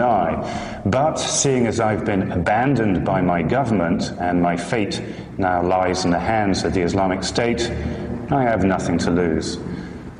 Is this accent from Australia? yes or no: no; United Kingdom; I'm a British journalist who used to work for some of the bigger newspapers and magazines in the UK